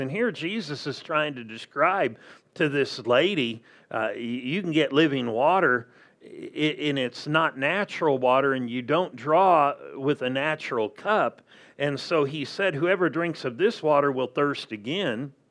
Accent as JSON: {"language": "English", "region": "Southern California", "country": "United States", "tie": "born or raised there", "moved": "yes", "lives_now": "Arizona, United States", "said": "I grew up in Southern California"}